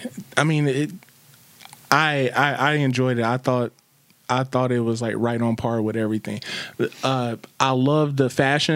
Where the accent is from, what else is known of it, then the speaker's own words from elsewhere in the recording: Chicago, Illinois, United States; I'm from Chicago for a lot of people who don't know.